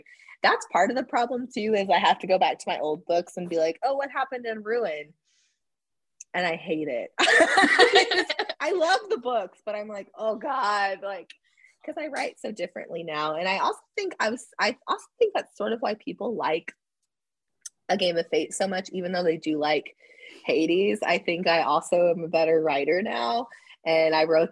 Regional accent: Oklahoma, United States; I'm from Oklahoma

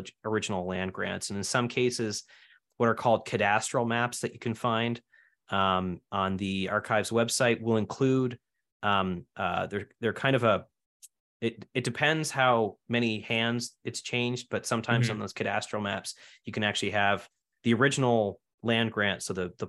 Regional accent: Keswick Ridge, New Brunswick, Canada; I grew up in Keswick Ridge outside of Fredericton

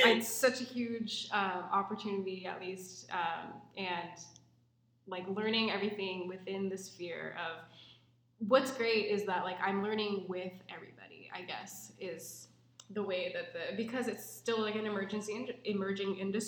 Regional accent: Pacific Northwest, United States; growing up in the Pacific Northwest

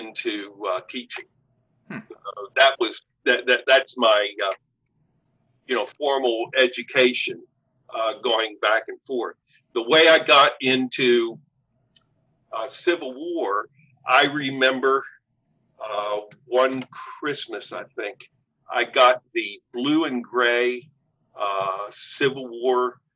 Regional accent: Sharpsburg, Maryland, United States; I grew up in Sharpsburg, Maryland, which is, you know, Antietam Battlefield

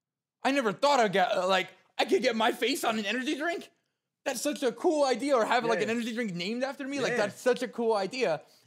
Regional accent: Wayne, New Jersey, United States; So Wayne was where I mainly grew up. I went to DePaul Catholic High School, if you guys know that high school. But, you know, living in New Jersey was a lot of fun.

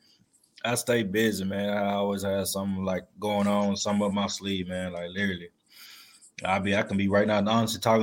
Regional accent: Shreveport, Louisiana, United States; also born or lived in Minden, Louisiana; Originally from Mendon, Louisiana, born and raised in Shreveport, Louisiana

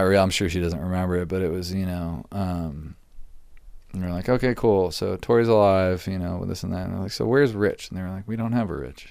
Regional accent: Virginia, United States; moved away as an adult; also born or lived in Utah; now in Los Angeles, United States; we grew up in Virginia together

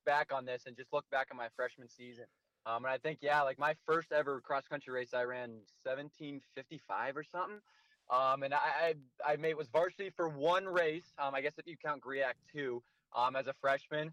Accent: Iowa, United States; my home state

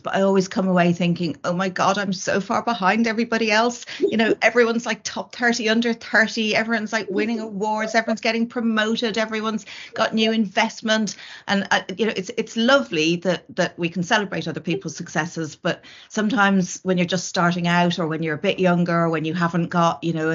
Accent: Ireland; moved away; I was from Ireland and my family were in Ireland

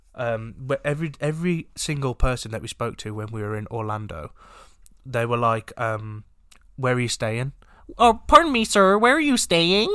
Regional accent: England, United Kingdom; we are English

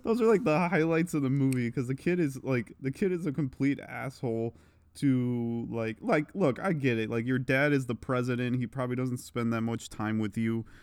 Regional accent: Cleveland, Ohio, United States; we grew up in Cleveland

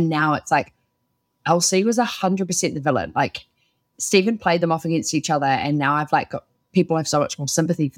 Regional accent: United Kingdom; I'm British.

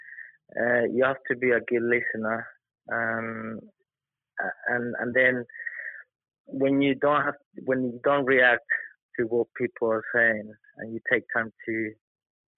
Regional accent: Colombia; also born or lived in London; now in United Kingdom; my background is that I'm from Colombia

